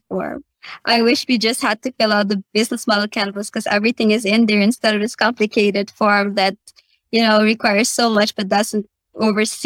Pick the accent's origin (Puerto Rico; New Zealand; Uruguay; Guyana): Guyana; now in Suriname; Guyana is my home country where I was born.